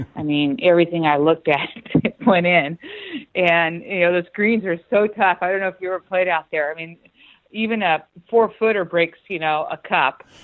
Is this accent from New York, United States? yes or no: no; Northern California, United States; I was born and raised in Northern California